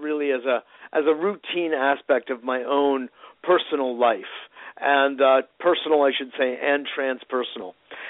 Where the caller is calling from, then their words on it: New York, United States; Well, I'm in New York. So it would be 8:30 New York time, exactly.